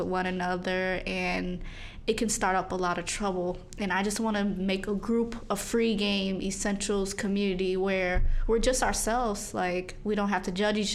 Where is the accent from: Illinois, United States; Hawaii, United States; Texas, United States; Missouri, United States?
Missouri, United States; St. Louis; now in Chicago, United States; I'm from St. Louis, Missouri